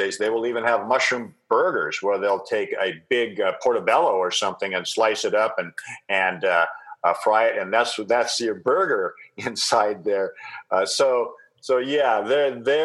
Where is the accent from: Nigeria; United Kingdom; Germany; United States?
United States; Seattle, Washington; now in Vancouver Island, Canada; I grew up in Seattle